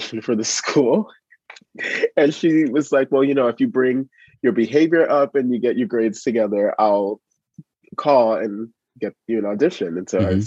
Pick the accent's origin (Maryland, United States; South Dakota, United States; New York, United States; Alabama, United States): New York, United States; New York City; growing up in East Harlem